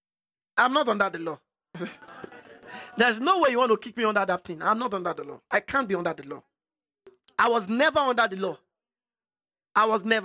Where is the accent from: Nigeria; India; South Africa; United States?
Nigeria; I'm from Nigeria